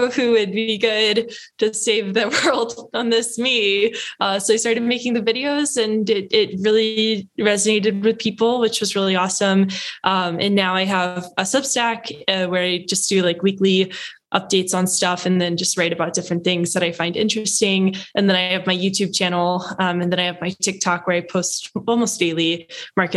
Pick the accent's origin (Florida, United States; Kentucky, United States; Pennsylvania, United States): Kentucky, United States; outside of Louisville; moved away as an adult; also born or lived in Los Angeles; I grew up in Kentucky, so outside of Louisville, which is the biggest city there